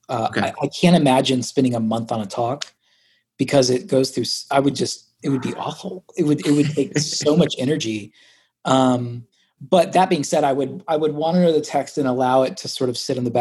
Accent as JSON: {"language": "English", "area": "Nashville and Orlando", "region": "the South", "country": "United States", "tie": "born or raised there", "said": "I also have like some comfortability here in the South because I grew up in Nashville and Orlando"}